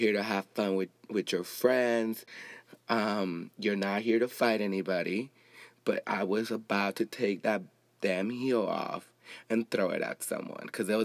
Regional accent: Compton, California, United States; I grew up in Compton. I grew up with black people too.

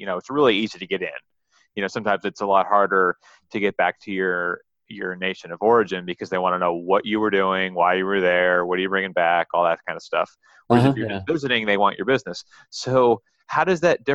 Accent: Rochester, New York, United States; moved away; growing up in Rochester.

